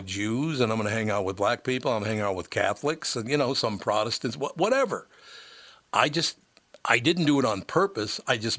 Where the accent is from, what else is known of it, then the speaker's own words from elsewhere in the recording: Minneapolis, Minnesota, United States; growing up in North Minneapolis, I never saw the strife in North Minneapolis that apparently everybody else in the world saw. Even though it was a Catholic, Jewish, and black neighborhood, we got along.